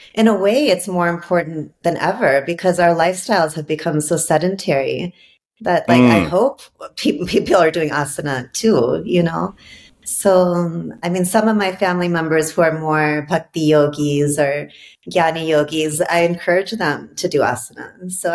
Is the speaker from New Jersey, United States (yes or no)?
no; Maryland, United States; also born or lived in Michigan / India; I grew up in Maryland, and we lived in Michigan for a while.